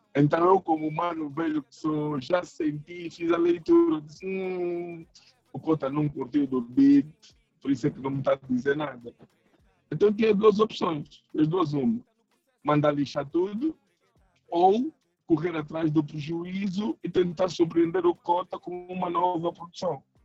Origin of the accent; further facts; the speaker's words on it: Angola; nós angolanos